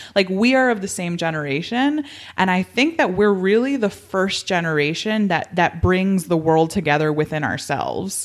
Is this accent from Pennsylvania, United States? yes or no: no; Miami, Florida, United States; I grew up in Miami